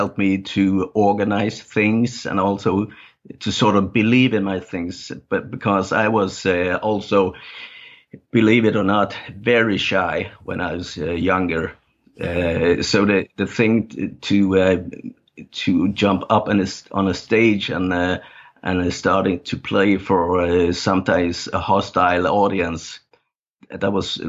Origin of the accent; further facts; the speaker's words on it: Denmark; first language Danish; English is a second language; I play songs and write lyrics in my native language, Danish. And it's also often songs about my upbringing and my childhood